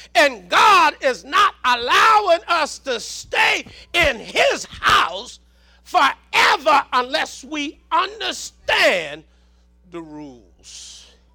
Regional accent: Southern, United States; accent: Southern; my Southern accent

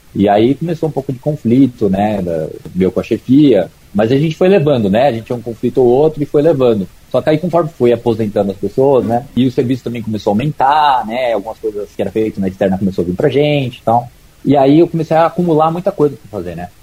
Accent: São Paulo, Brazil; also born or lived in Araraquara; eu sou de São Paulo, mas eu fiz faculdade em Araraquara

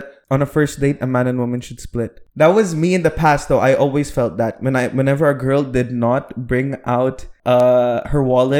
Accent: Philippines; I'm Filipino, but...

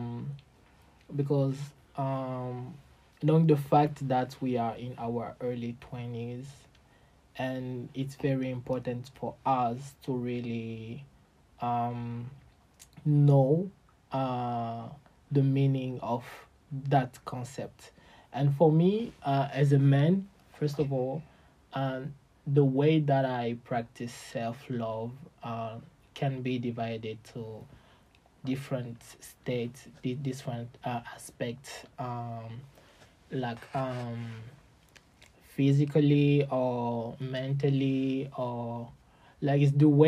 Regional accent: DR Congo; moved away as an adult; now in China; from DRC, and I am currently living in China, a student

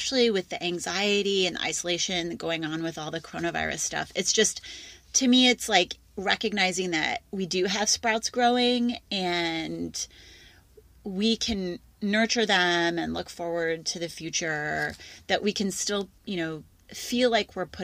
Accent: Midwest, United States; I'm a Midwesterner.

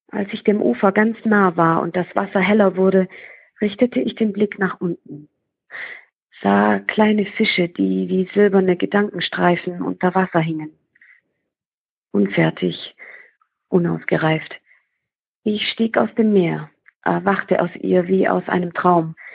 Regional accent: Baden-Württemberg, Germany; accent: Swabian; dass ich ähm, extremes Lampenfieber hatte und äh, auch wegen meinem schwäbischen Akzent äh, mich nicht so getraut habe, vor anderen zu lesen.

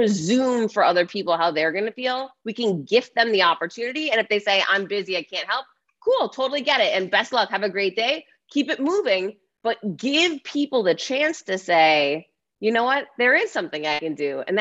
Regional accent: United States; I'm American

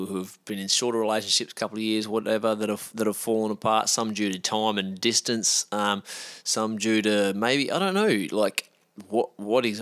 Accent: Australia; as an Australian

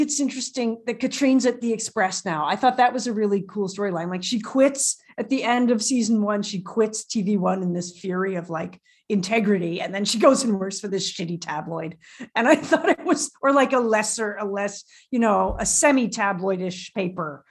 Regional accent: Canada; I speak French, but I'm Canadian and it's a little weak.

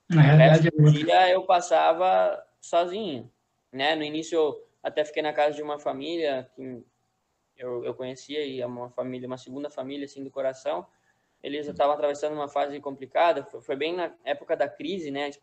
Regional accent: Brazil; Só que, claro, eu, como brasileiro, né? o treino era, era meu foco, né?

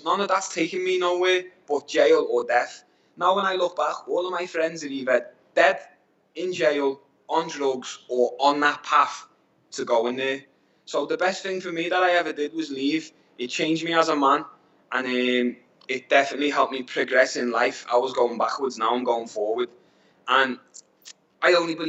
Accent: Liverpool, North West England, United Kingdom; now in Asia; I'm from Liverpool

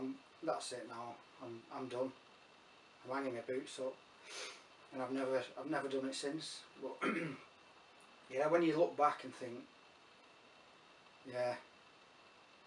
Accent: Burnley, North West England, United Kingdom; a Burnley lad

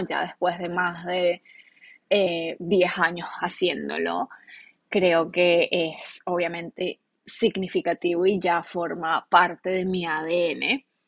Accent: Venezuela; moved away as an adult; now in United States; En realidad yo no quería estar en mi país

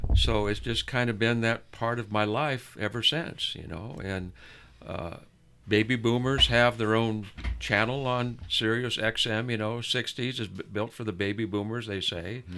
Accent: El Monte, California, United States; we grew up in El Monte

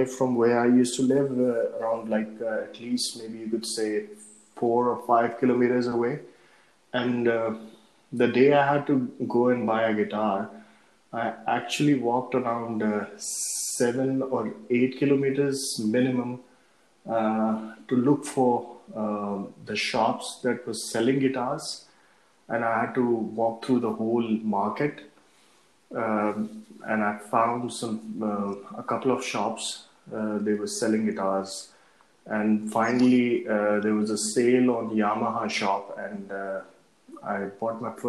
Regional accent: Oman; I was born and brought up in Oman

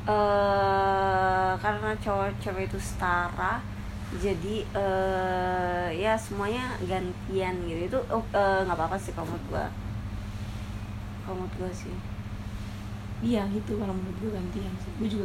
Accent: East Java, Indonesia; gue kan orang Jawa Timur kan orang Jawa Timur

